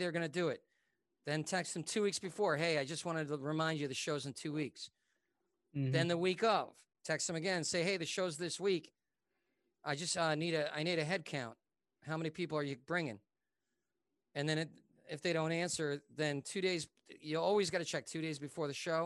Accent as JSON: {"language": "English", "region": "New York", "country": "United States", "moved": "yes", "lives_now": "Los Angeles, United States", "said": "I'm a New Yorker."}